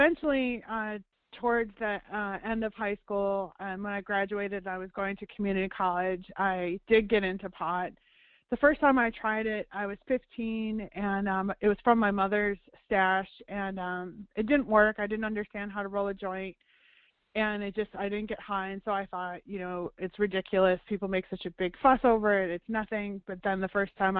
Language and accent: English; Chicago, Illinois, United States; I grew up outside of Chicago in the suburbs